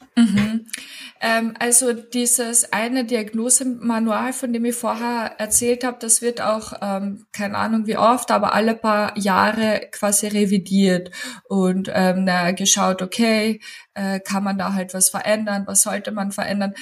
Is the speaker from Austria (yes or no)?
yes; Klagenfurt, Carinthia, Austria; moved away as an adult; now in Upper Austria, Austria; ich habe auch noch Kommunikationswissenschaften studiert in Klagenfurt gebürtig. Komme ich aus Klagenfurt.